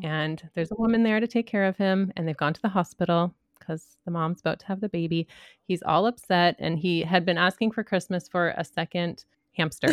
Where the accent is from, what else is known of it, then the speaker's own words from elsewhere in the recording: San Francisco Bay Area, California, United States; I'm from the Bay Area